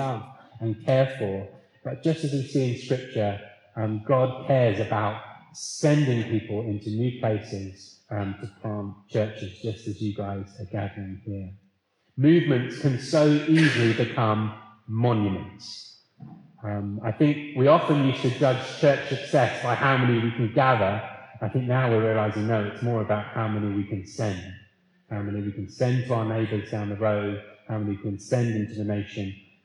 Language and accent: English; Leeds, Yorkshire and the Humber, United Kingdom; I'm from Leeds